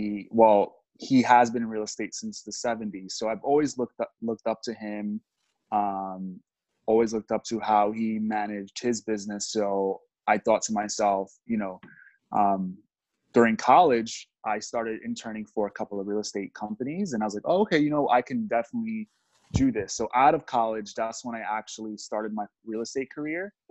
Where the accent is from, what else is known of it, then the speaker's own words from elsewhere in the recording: New York City, New York, United States; I grew up in the Bronx, which was not a really good neighborhood